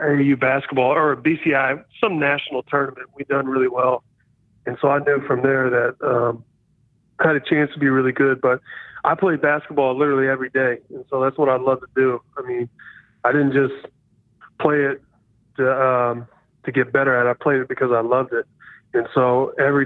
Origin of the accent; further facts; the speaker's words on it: Poplar Bluff, Missouri, United States; moved away; That's where I got all my values, is growing up in that small town